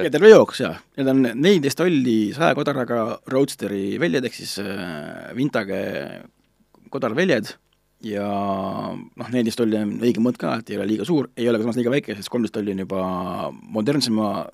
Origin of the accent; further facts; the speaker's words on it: Estonia; ma ütlesin, noh, et from Estonia